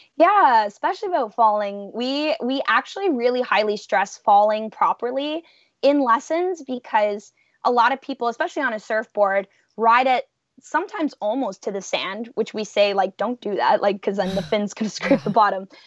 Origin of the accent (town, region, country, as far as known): Welland River, Ontario, Canada; born or raised there